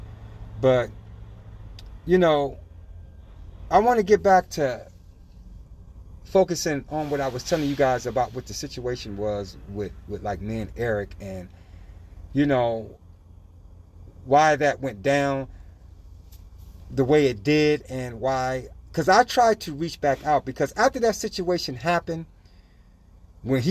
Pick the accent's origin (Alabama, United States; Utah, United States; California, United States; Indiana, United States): California, United States; Los Angeles; this is California that I grew up in, Los Angeles